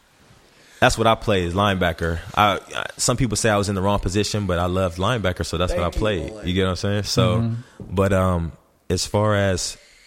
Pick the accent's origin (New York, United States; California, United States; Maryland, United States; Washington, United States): California, United States; Los Angeles; Yeah, I was born in Los Angeles. I always say like I'm a well-rounded person. Like I was raised, born in the West Coast.